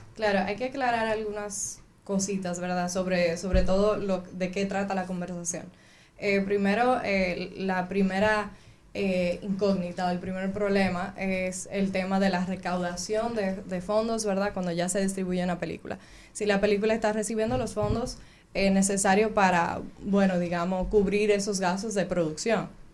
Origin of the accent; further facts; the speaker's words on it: Cabrera, María Trinidad Sánchez, Dominican Republic; also born or lived in Río San Juan; yo soy de Cabrera y Río San Juan